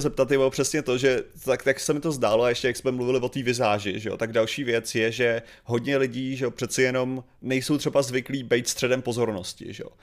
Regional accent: Chodov, Karlovy Vary Region, Czechia; v mém rodném městě

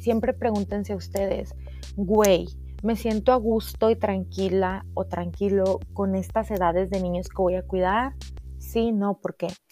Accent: Cuatro Ciénegas, Coahuila, Mexico; moved away as an adult; also born or lived in Saltillo; now in United States; yo soy coahuilense, eh, soy de Cuatro Ciénegas, del hermoso pueblo de Cuatro Ciénegas

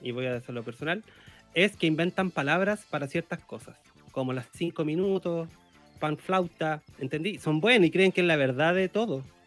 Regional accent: Cartagena, Valparaíso, Chile; yo nací en Cartagena

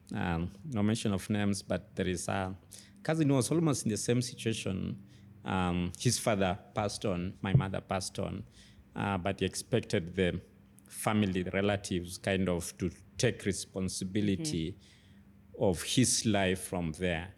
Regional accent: Kitale, Trans-Nzoia County, Kenya; moved away; also born or lived in Nairobi, Kenya; I grew up in Kitale, an agricultural town

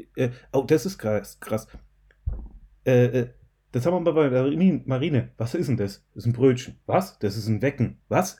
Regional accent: Mannheim, Baden-Württemberg, Germany; accent: Mannheimerisch; ich komme aus Mannheim, Mannheimerich

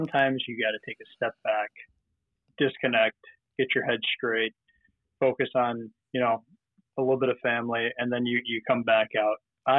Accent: Minneapolis, Minnesota, United States; now in New York, United States; So I came from Minneapolis about 5 years ago to the great state of New York.

